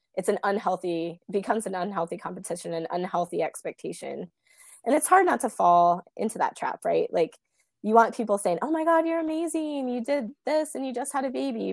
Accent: Kansas, United States; also born or lived in Bay Area, California; now in Des Moines, United States; my hometown in Kansas.

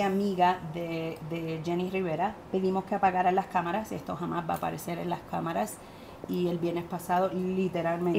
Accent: Puerto Rico; accent: Puerto Rican; moved away as an adult; also born or lived in California; mi acento puertorriqueño

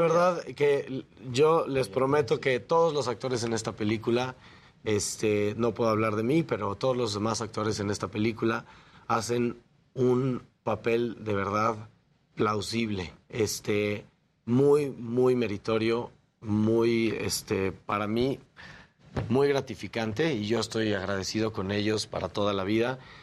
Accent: Mexico; nosotros como mexicanos creativos

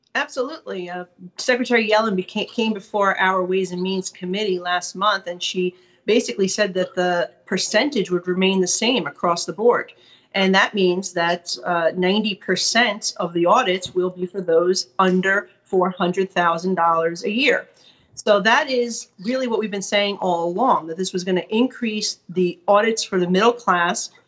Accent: New York, United States; as a New Yorker

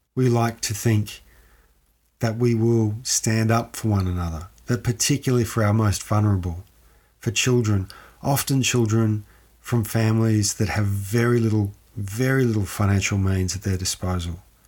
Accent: Ballarat, Victoria, Australia; I'm from Ballarat. As many people who listen to this show know, I'm from Ballarat.

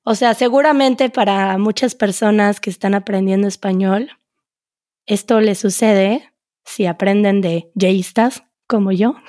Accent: Mexico; first language Spanish; siendo el español mi idioma, mi lengua materna, ocupara ese sonido y le dije, pues claro, soy mexicana

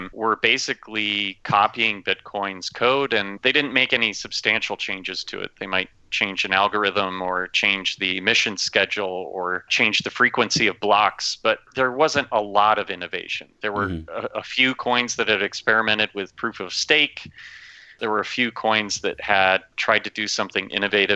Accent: Minnesota, United States; moved away; I grew up in Minnesota

